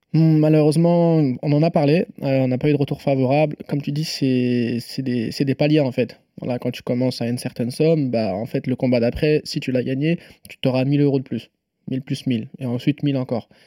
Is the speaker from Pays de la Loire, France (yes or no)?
yes; Nantes, Pays de la Loire, France; je suis nantais, je suis même pas parisien en plus